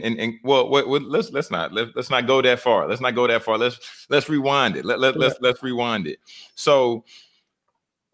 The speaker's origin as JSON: {"language": "English", "region": "the South", "country": "United States", "said": "I'm from the South"}